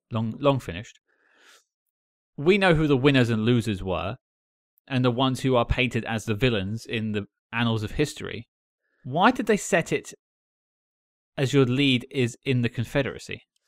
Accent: United Kingdom; as an outsider, as Cam pointed out, I'm British.

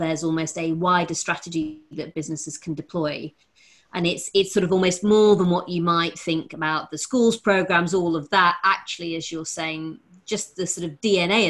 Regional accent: Rotherham, Yorkshire and the Humber, United Kingdom; Growing up in Rotherham

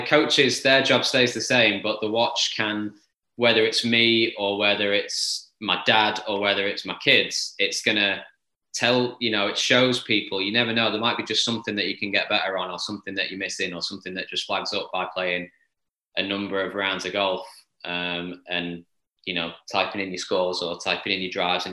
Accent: Formby, North West England, United Kingdom; I grew up on Formby Hall, but I'm from that town

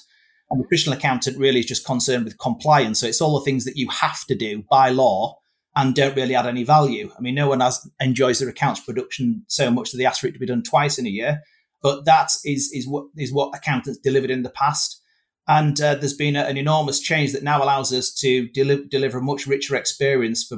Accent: Whitby, Yorkshire and the Humber, United Kingdom; I was born and bred in Whitby

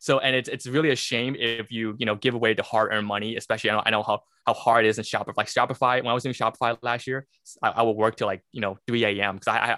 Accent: Brooklyn, New York, United States; moved away; also born or lived in the South; I'm a CPA. I'm actually originally from Brooklyn, New York. And then my family moved down to the South where I got my master's of accounting and then got my CPA license.

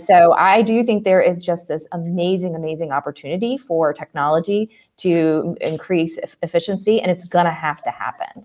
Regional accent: Martinsburg, West Virginia, United States; I grew up in West Virginia

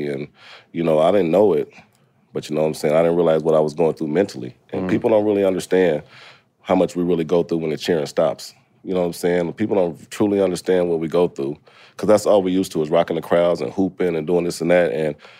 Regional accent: Indiana, United States; I'm from Indiana. We don't know shit about HBCUs there. We don't have any.

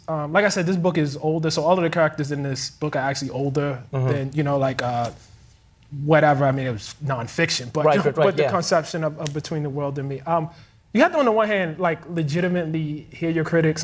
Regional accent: Baltimore, Maryland, United States; I'm from Baltimore, Maryland

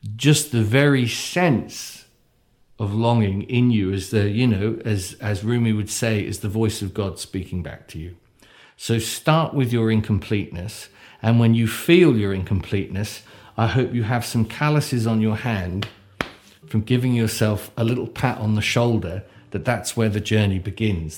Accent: United Kingdom; me as a, as a, as a British person

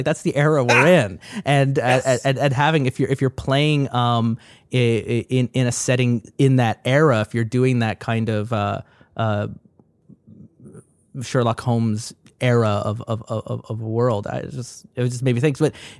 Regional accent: Ireland; born there; I mentioned just before we started recording, I was born in Ireland. My family still lives in Ireland

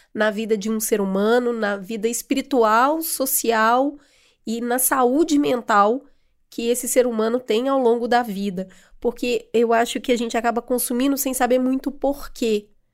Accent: Brazil; a gente, enquanto brasileiro

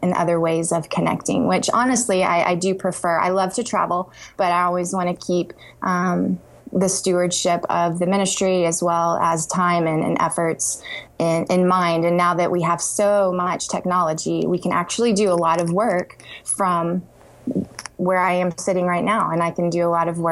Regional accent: Texas, United States; moved away as an adult; also born or lived in Kentucky; I grew up in Texas and went to grad school in Kentucky

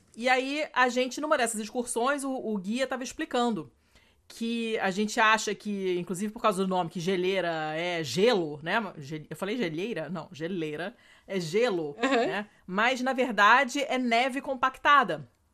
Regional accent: Rio de Janeiro, Brazil; moved away as an adult; now in Italy; no apartamento onde eu, cresci, no Rio

